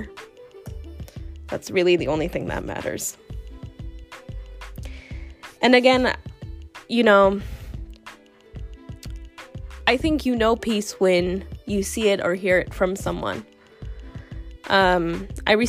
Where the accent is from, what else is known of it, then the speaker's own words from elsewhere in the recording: the South, United States; I grew up in the South